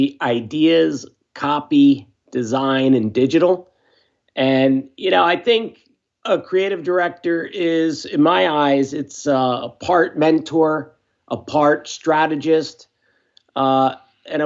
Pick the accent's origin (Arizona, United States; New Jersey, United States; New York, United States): New Jersey, United States; Tinton Falls; also born or lived in Philadelphia, Pennsylvania; I was born in Philadelphia, Pennsylvania. But when I was about six, we moved to Tinton Falls, New Jersey. And that's where I grew up